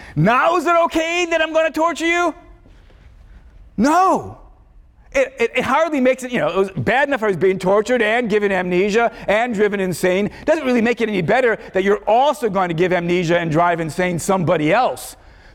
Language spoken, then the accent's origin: English; Chicago, Illinois, United States; my memories of growing up in Chicago, becoming a philosopher